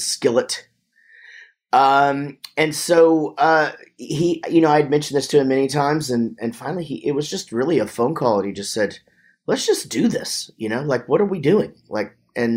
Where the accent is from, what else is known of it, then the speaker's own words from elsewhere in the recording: Wichita Falls, Texas, United States; I grew up in Wichita Falls, Texas, pretty small town